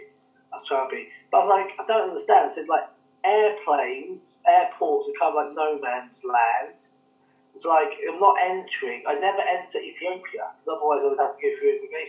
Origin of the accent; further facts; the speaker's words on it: United Kingdom; now in Kenya; I'm British